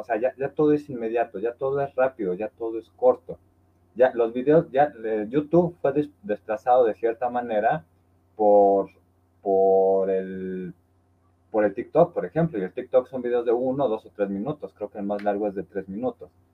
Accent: Orizaba, Veracruz, Mexico; moved away; ahorita estoy aquí en mi tierra natal, que es Orizaba, Veracruz

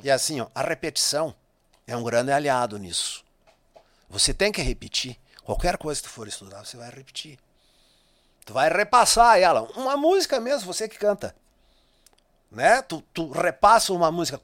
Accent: Marcelino Ramos, Rio Grande do Sul, Brazil; moved away; Marcelino Ramos, minha terra natal.

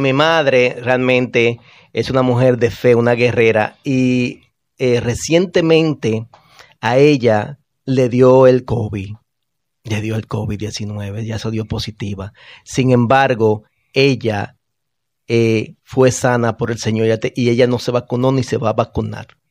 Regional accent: Bonao, Monseñor Nouel, Dominican Republic; moved away; En mi pueblo natal, Bonao

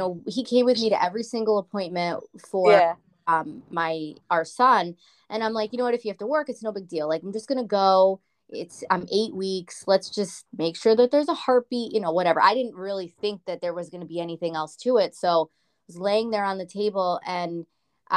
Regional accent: Meriden, Connecticut, United States; my hometown of Meriden, Connecticut

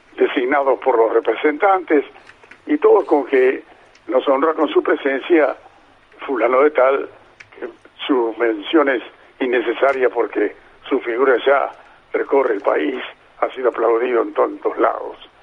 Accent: Mar del Plata, Buenos Aires Province, Argentina; estoy viviendo a ocho cuadras de donde nací

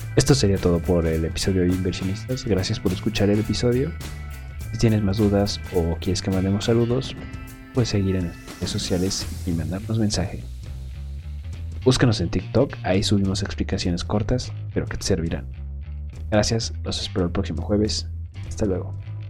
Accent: Mexico; Aquí en México

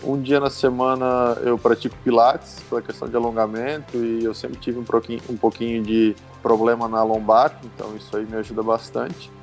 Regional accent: Brusque, Santa Catarina, Brazil; sou natural de Brusque, Santa Catarina.

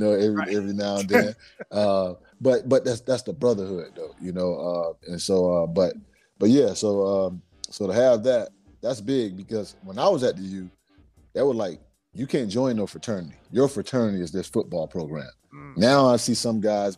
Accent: Miami, Florida, United States; growing up in Liberty City, going to Lily C. Evans Elementary School

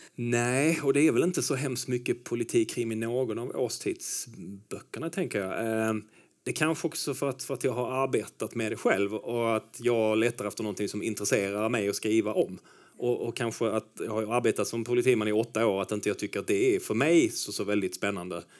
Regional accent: inland Skåne, Sweden; also born or lived in Stockholm; now in Lomma, Sweden; Jag kommer lite inifrån landet. Från, yeah. från just den här dyngdoftande Skåne

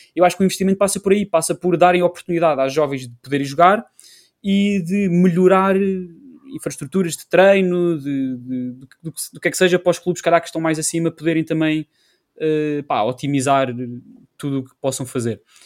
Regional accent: Portugal; somos portugueses

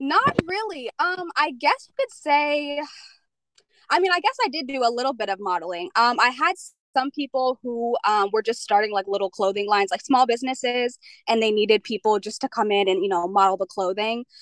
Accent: Pennsylvania, United States; moved away as an adult; also born or lived in Jamaica; now in Alaska, United States; I am originally from Jamaica, but I grew up in Pennsylvania.

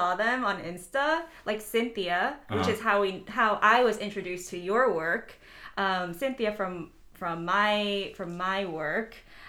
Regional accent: New York City, New York, United States; even though I was born and raised in Queens.

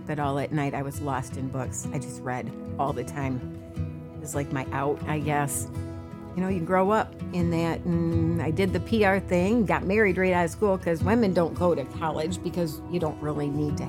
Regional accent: Hudsonville, Michigan, United States; I grew up in Hudsonville, Michigan, the oldest of four children

